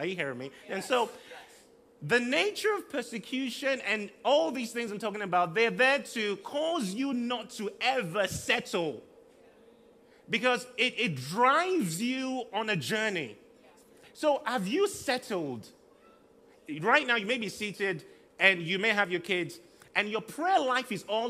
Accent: southern Nigeria, Nigeria; also born or lived in Liberia; now in Manchester, United Kingdom; I've lived in southern Nigeria all my life

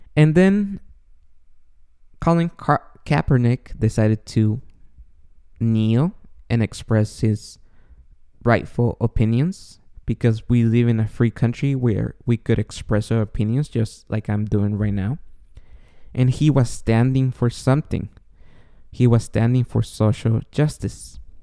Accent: Guatemala; moved away; I was born and raised in Guatemala, and I was raised Catholic

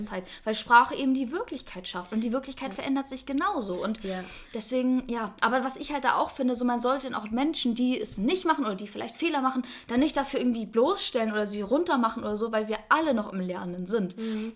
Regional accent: Northern Germany, Germany; ich bin im Norden geboren. Ich bin komplette Norddeutsche, wie man vielleicht auch ein bisschen hört

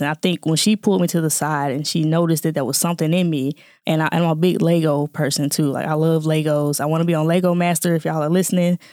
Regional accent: Jackson, Mississippi, United States; moved away as an adult; now in Atlanta, United States; born and raised in Jackson, Mississippi

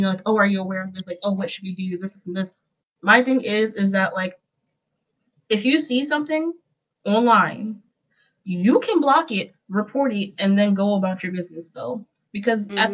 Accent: Philadelphia, Pennsylvania, United States; I come from Philadelphia.

